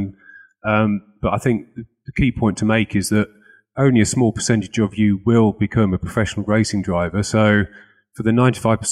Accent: Lincolnshire, East Midlands, United Kingdom; I'm from Lincolnshire

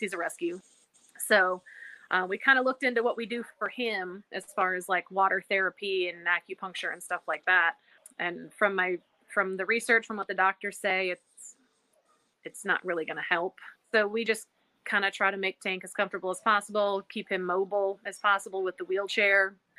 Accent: Illinois, United States; now in North Carolina, United States; I live in North Carolina now, but we're from Illinois

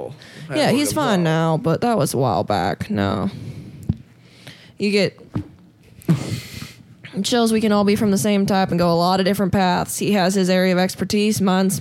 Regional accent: Casper, Wyoming, United States; I grew up in Casper, Wyoming

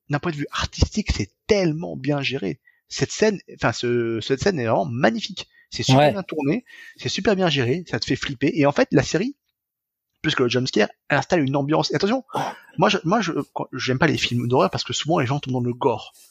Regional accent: France; Alors après, quand on est français, on capte très vite que la maison des parents n'est pas en Bretagne, mais en Ile-de-France.

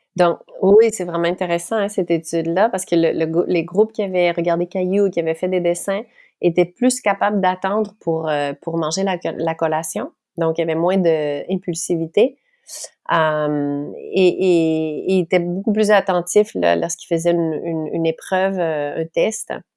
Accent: Quebec, Canada; accent: Québécois; je parle en québécois, hein, parce que je suis québécoise

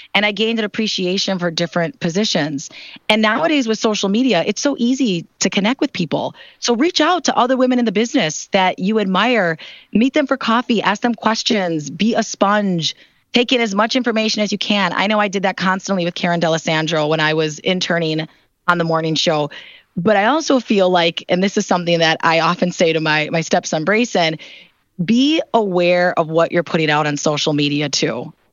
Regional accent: Milwaukee, Wisconsin, United States; moved away as an adult; Milwaukee, as you mentioned, is my hometown

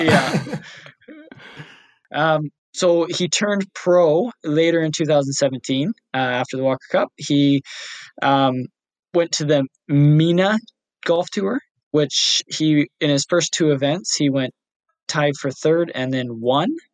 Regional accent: Canada; We are Canadian. Our heritage, however, is Scottish

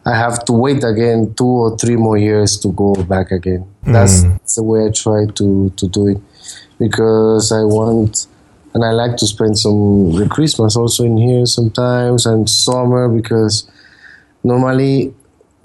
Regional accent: Panama; moved away as an adult; now in Spain; I was born in Panama. Some of you are from Panama. I live in Spain, but I grew up in Panama. I was there till I moved here to Spain when I was 21.

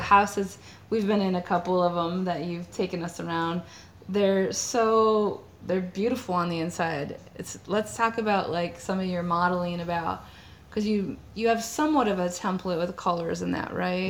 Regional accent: Detroit, Michigan, United States; we're from the Detroit area

